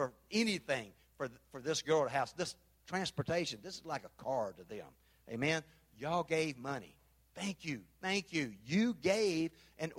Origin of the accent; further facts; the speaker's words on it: Memphis, Tennessee, United States; moved away; also born or lived in Panama; I'm from Memphis